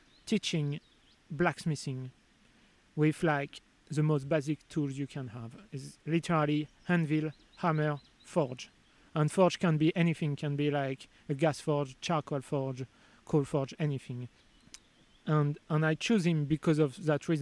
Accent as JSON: {"language": "English", "country": "France", "also_born_or_lived": "Sheffield, England", "second_language": "English", "moved": "as an adult", "lives_now": "England", "said": "I was from France, I was arriving in England"}